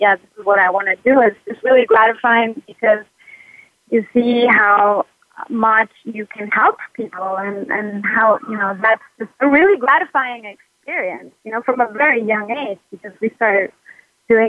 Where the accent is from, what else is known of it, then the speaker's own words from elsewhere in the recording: United States; now in Buenos Aires, Argentina; I'm an American psychologist living in Buenos Aires